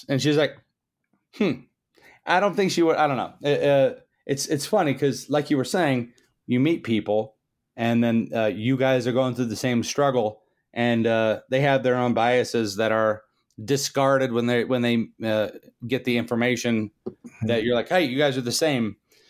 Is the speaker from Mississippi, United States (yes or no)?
yes; McComb, Mississippi, United States; I was born in Mississippi. It was kind of it was rough, but same hometown as …, which is kind of funny.